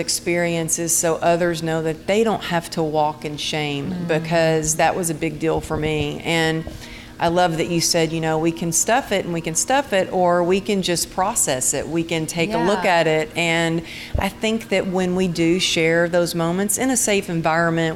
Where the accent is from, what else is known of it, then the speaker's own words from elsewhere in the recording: Texas, United States; growing up in Texas